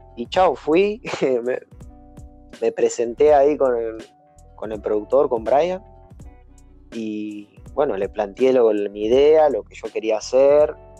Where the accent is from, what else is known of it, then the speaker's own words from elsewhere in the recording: Tigre, Buenos Aires Province, Argentina; soy argentino soy de tigre